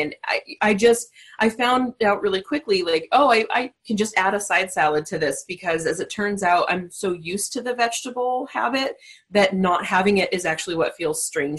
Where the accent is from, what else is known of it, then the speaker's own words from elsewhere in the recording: Southern California, United States; I'm actually from Southern California. So I think growing up in a coastal town